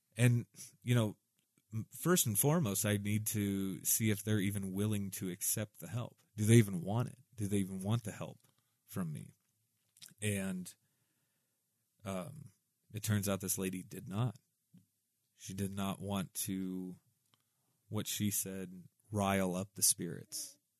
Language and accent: English; Southwest Iowa, United States